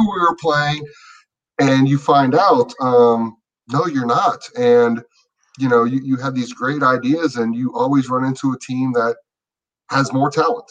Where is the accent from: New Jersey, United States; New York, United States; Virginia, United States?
Virginia, United States; Chantilly; I'm not from Chantilly